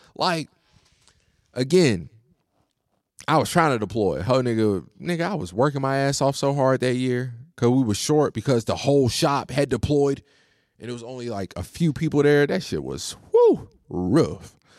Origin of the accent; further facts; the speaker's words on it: United States; I'm an American